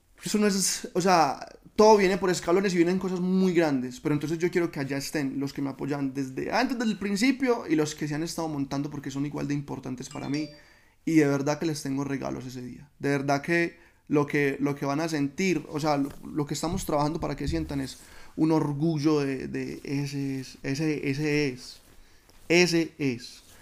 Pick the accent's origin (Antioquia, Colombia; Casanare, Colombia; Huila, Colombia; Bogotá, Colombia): Antioquia, Colombia; Oriente Antioqueño; yo amo el lugar de donde soy y quiero representarlo siempre